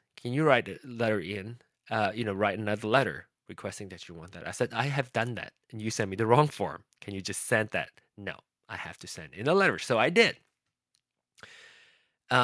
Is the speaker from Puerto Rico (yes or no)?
no; Malaysia; I started to think about how I wanted to have a voice as a Malaysian citizen. I wanted to be able to vote.